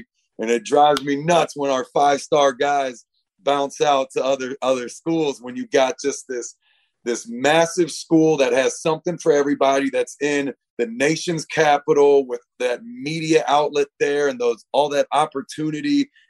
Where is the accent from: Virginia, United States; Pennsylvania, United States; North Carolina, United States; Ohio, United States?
Virginia, United States; Alexandria; I'm not from Maryland originally. I'm from Alexandria, Virginia, which is, the border of, Nova, right, the border of the DMV.